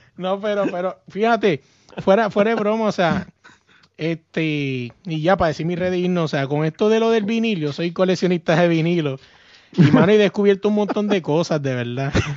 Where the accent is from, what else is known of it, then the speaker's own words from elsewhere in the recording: Puerto Rico; yo soy boricua